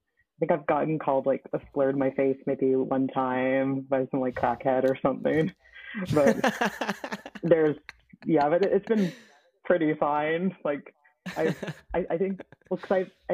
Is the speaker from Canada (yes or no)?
yes; Toronto, Ontario, Canada; moved away as an adult; now in London, Canada; I'm from Toronto, but I live in London at the moment, in London, Ontario, not England